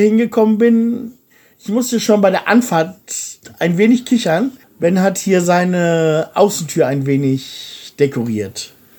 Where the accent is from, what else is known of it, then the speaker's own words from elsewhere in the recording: Germany; moved away as an adult; now in Bulgaria; als Deutscher